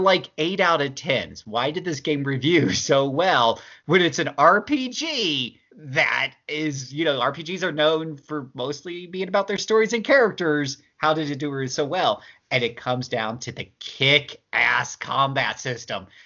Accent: Utah, United States; I'm from Utah

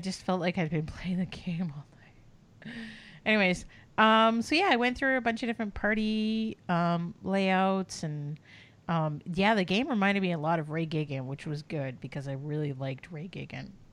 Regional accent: Canada; we're both Canadian

